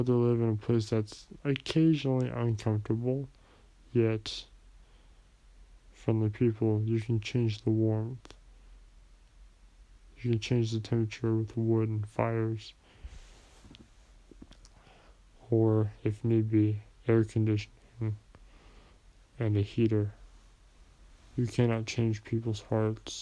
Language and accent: English; United States; me being an American citizen